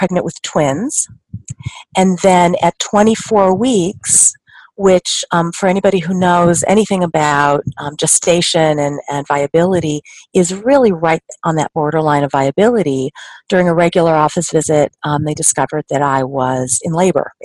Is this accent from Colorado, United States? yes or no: yes; Denver, Colorado, United States; now in Chicago, United States; I am from Denver, born and raised, and I'm calling from Chicago, where I currently live and where I practice